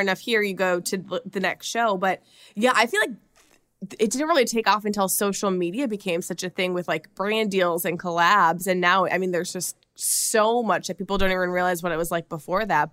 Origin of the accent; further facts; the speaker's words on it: Minnesota, United States; accent: Minnesota; my Minnesota accent